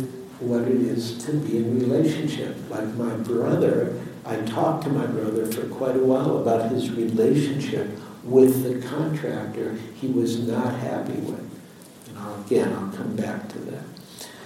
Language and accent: English; Detroit, Michigan, United States; now in San Francisco, United States; I was born in Detroit, raised in Detroit